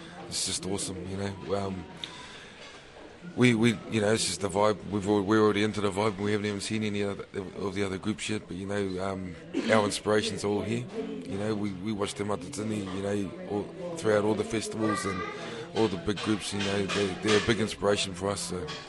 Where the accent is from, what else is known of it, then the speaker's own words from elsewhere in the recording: Melbourne, Victoria, Australia; We moved to Melbourne when I was 4. I was just turning 5. And I grew up there, yeah. So I'm a bit of a true blue Aussie.